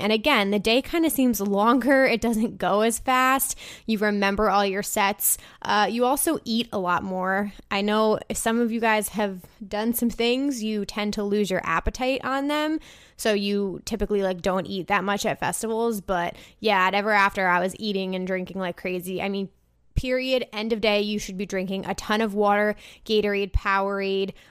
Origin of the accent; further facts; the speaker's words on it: United States; now in Brooklyn, United States; It's near my hometown